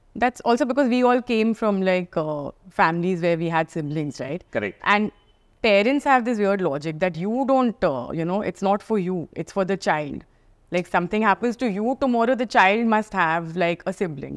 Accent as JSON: {"language": "English", "region": "Delhi", "country": "India", "tie": "born or raised there", "moved": "as an adult", "said": "born and brought up in Delhi"}